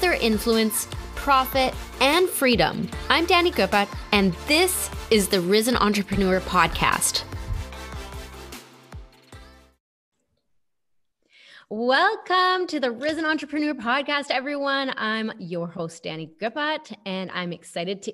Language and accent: English; Canada; I'm Canadian. I'm not from any state